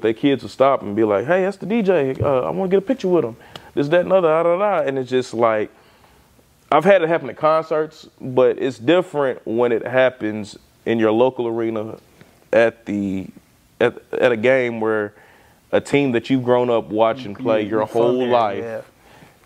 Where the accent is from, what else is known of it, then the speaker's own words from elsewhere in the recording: Lexington, Kentucky, United States; growing up here in Lexington